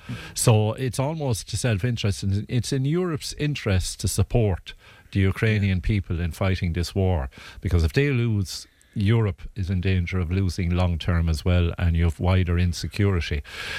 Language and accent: English; Ireland